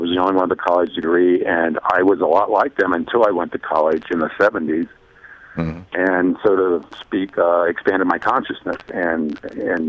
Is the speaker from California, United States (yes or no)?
no; Ohio, United States; now in South Fork, United States; I grew up in Ohio